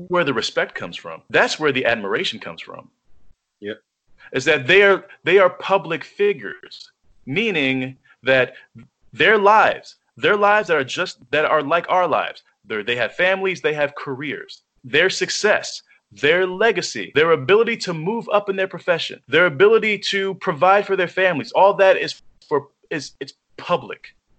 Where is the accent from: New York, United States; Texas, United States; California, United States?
New York, United States; as a New Yorker